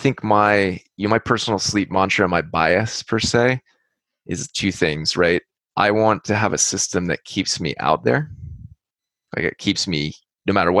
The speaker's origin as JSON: {"language": "English", "region": "California", "country": "United States", "said": "we're from California"}